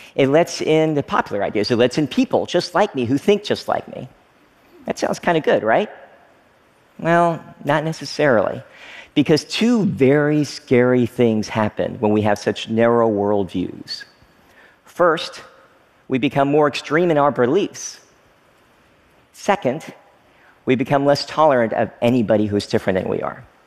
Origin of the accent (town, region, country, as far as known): Frankfort, Kentucky, United States; born or raised there; moved away as an adult; also born or lived in Oneida, Tennessee / Stearns, Kentucky